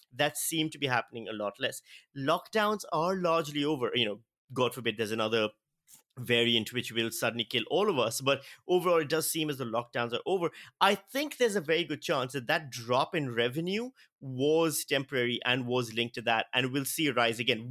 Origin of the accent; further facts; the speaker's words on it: Australia; As an Australian citizen